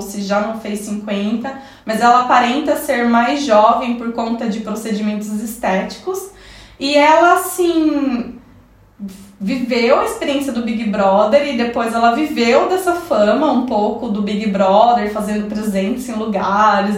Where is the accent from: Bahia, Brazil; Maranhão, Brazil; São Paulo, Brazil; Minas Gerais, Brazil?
São Paulo, Brazil; interior of; moved away as an adult; now in Italy; eu sou do interior de São Paulo, bem coladinho ali com o sul de Minas, mas eu também tenho toda uma experiência de vida na capital.